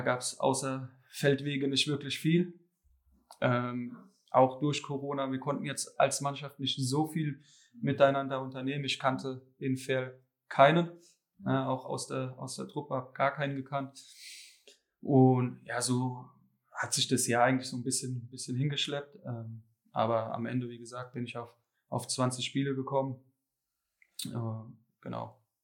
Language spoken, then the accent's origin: German; Hesse, Germany